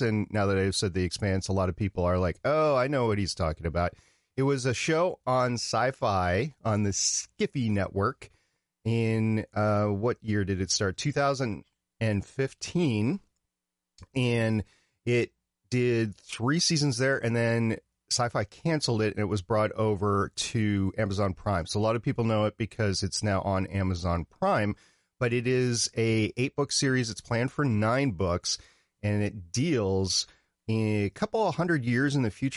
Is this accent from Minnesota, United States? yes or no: yes; Minnesota, United States; moved away; also born or lived in Brooklyn, New York; I grew up in Minnesota